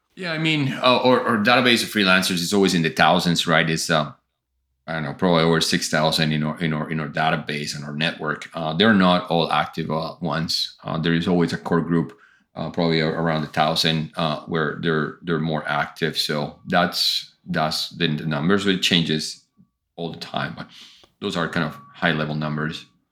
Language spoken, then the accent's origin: English; Colombia; moved away as an adult; I grew up in Colombia